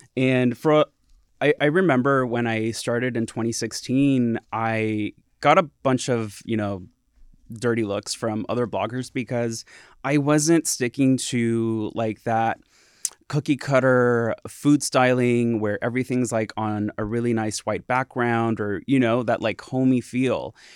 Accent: Santa Ana, California, United States; also born or lived in Humboldt State (Arcata, California); I grew up in Southern California, in Santana, and I was there for eighteen years

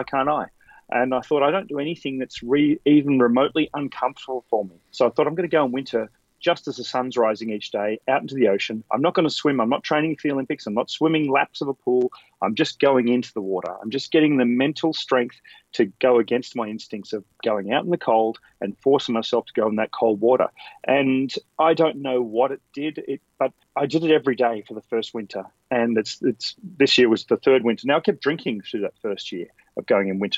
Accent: Canberra, Australian Capital Territory, Australia; moved away as an adult; now in Sydney, Australia; I grew up in Canberra, which is about 3 hours drive south of Sydney.

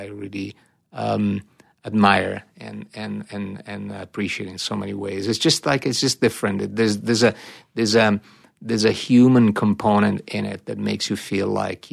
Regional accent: Italy; moved away; growing up in Italy

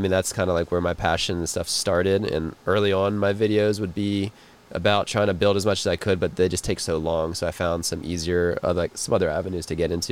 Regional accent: Oakton, Virginia, United States; moved away as an adult; also born or lived in Los Angeles; now in North Carolina, United States; I grew up near DC

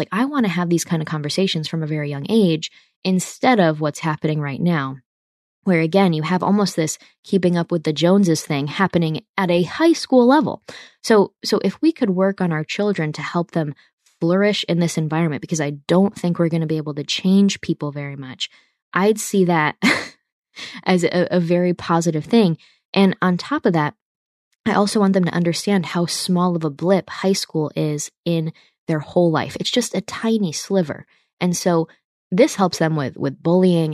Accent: New York, United States; I'm from the Northeast, so I'm not from a, a Southern state where a lot of people just go to the big state school and it's cool. In New York State, it's different

